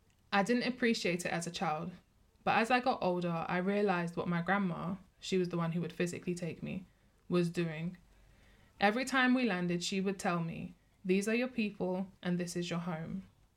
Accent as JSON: {"language": "English", "country": "United Kingdom", "tie": "born or raised there", "said": "As a Muslim woman, I've heard similar things. As a black, British-born Jamaican, I've heard the horror stories from my family of their early years in Britain"}